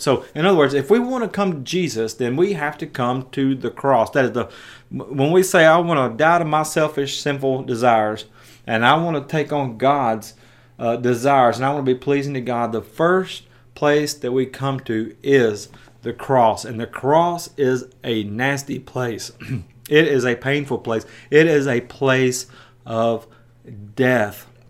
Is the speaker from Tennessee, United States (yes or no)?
yes; Jackson, Tennessee, United States; my hometown in West Tennessee